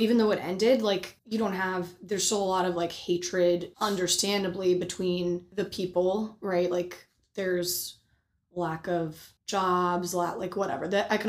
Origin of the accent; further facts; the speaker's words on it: Bosnia & Herzegovina; moved away; So I was born in Bosnia in February of 96.